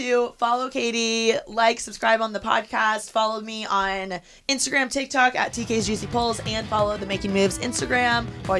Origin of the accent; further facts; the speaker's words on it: Midwest, United States; moved away; growing up in the Midwest